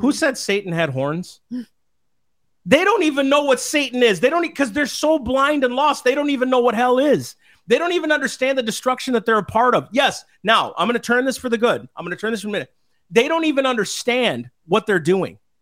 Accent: Minnesota, United States; moved away; we're from Minnesota originally

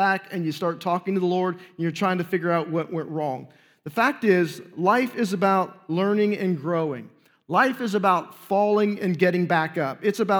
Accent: Newark, United States; which is where I was saved and I was ordained, and really where I grew up in Newark.

